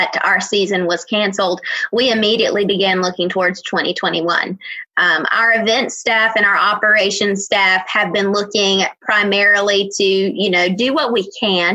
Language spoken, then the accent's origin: English; Robeson County, North Carolina, United States; I grew up in Robeson County